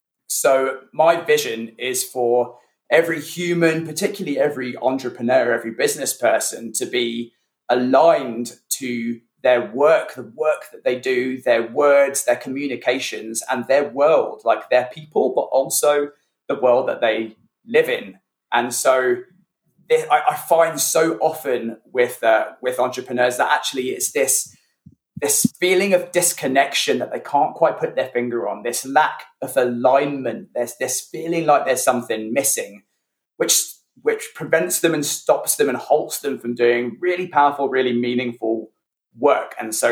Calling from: near Reading, South East England, United Kingdom; Calling in from near Reading in the UK.

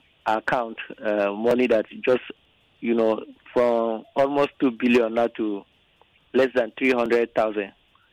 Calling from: Nigeria; I'm calling from Abliga.

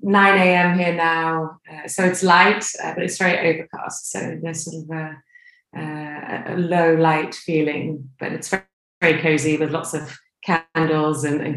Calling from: Stockholm, Stockholm County, Sweden; I'm calling you from Stockholm this morning

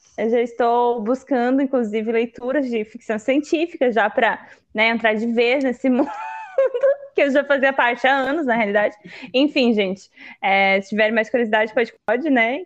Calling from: Florianópolis, Santa Catarina, Brazil; eu falo de Florianópolis

